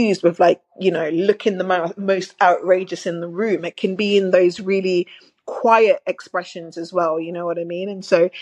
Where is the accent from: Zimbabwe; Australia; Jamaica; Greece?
Jamaica; also born or lived in Manchester, United Kingdom; now in London, United Kingdom; so I grew up in Jamaica, very modest, in a very modest home, in rural Jamaica as well.